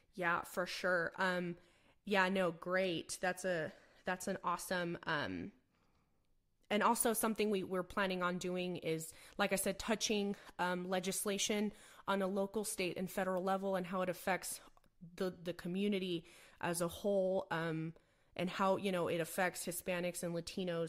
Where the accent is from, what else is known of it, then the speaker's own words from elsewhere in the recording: El Paso, Texas, United States; also born or lived in San Antonio, Texas; I was born and raised in El Paso, Texas, the largest border city in the United States.